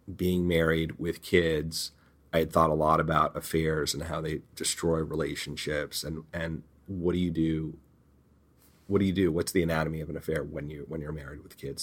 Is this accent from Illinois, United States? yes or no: no; Beverly Hills, California, United States; growing up in Beverly Hills. and going to Beverly Hills High School